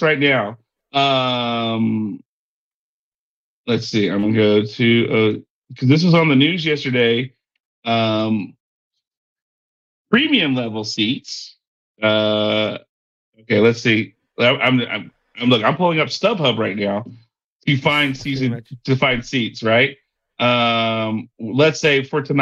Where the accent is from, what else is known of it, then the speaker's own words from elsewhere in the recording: Texas, United States; It's here in my hometown.